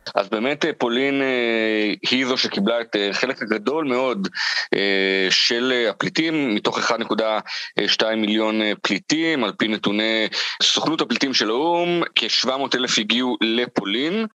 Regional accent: Israel

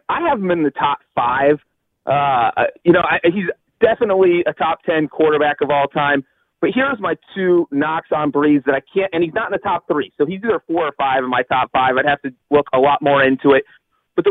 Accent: Cincinnati, Ohio, United States; I am from Cincinnati

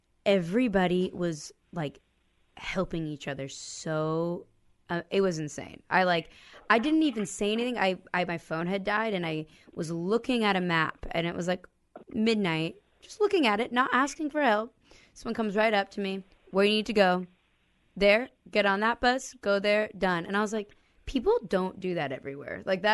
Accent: Olympia, Washington, United States; moved away; also born or lived in Los Angeles; I grew up in Olympia, but my whole community was conservative Mormons.

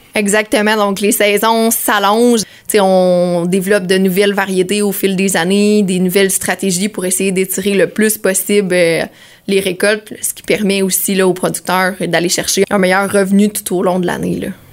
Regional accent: Sainte-Angèle-de-Prémont, Quebec, Canada; Je viens de Saint-Angèle-de-Prémont.

